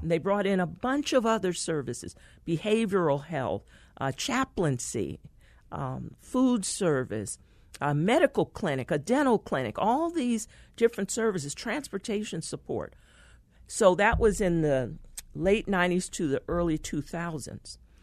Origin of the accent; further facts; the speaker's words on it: San Francisco, California, United States; I was born in San Francisco, California